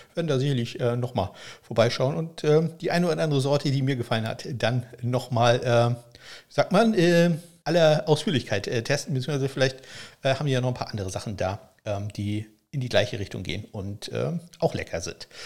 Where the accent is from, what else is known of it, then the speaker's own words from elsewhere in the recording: Northern Germany, Germany; ich bin ja Norddeutscher